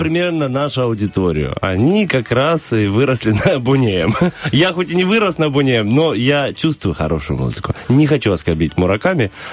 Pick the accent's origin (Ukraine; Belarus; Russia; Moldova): Moldova; Sloboda; я вырос в Слободе, заканчивал молдавскую школу